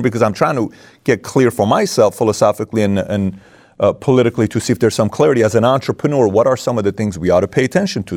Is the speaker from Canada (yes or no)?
no; Iran; moved away; also born or lived in Germany; I come from Iran